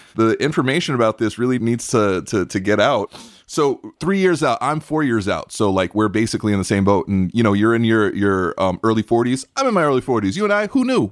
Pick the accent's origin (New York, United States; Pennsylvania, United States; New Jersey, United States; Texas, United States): New York, United States; New York City; I grew up in Brooklyn, New York